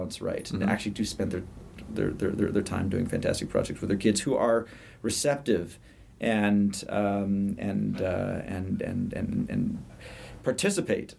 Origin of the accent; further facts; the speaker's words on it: United Kingdom; moved away; I'm British by birth